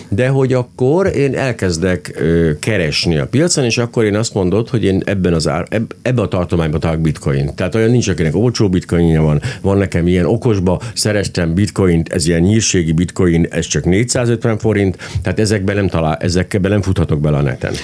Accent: Hungary; magyar ember vagyok

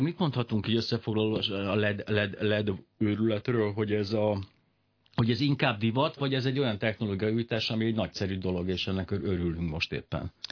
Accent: Hungary; mint magyarok

